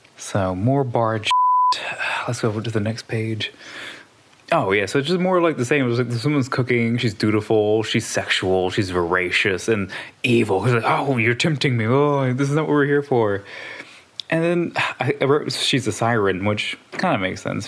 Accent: Southwest Louisiana, United States; I'm from Southwest Louisiana.

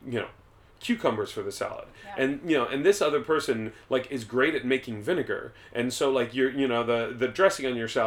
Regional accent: United States; as an American

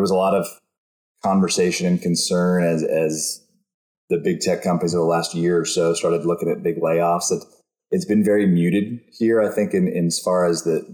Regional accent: Austin, Texas, United States; I grew up and I was born and raised in Austin

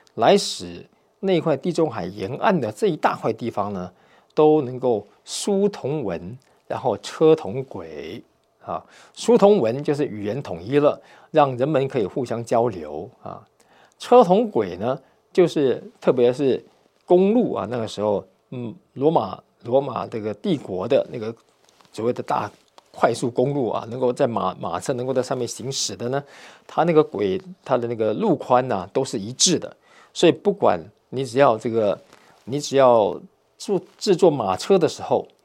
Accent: Taiwan; moved away; 我是从台湾来的，讲华语的

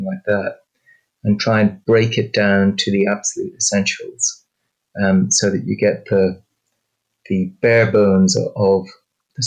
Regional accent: Ireland; I'm Irish

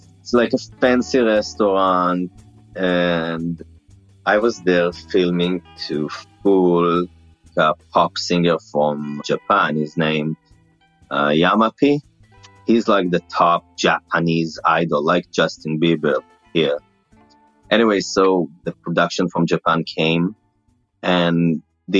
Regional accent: Israel; accent: Israeli; first language Hebrew; English is a second language; moved away; My accent is like because of the Israeli language. So I have the accent

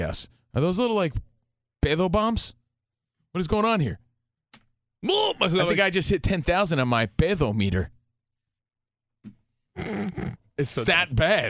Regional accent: New York, United States; now in Los Angeles, United States; We noticed that when we moved to L.A., growing up in New York, if someone brought in donuts or cupcakes or cookies, they were gone instantly.

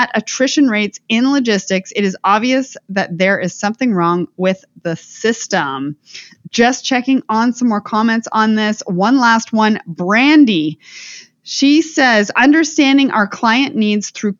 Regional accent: Canada; I come from Canada

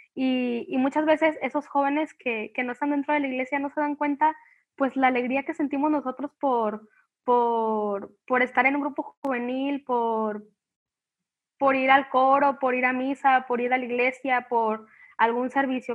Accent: Colima, Mexico; soy de Colima

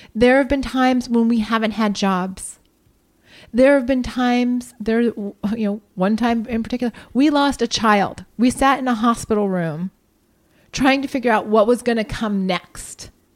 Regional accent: Columbus, Ohio, United States; born or raised there; moved away

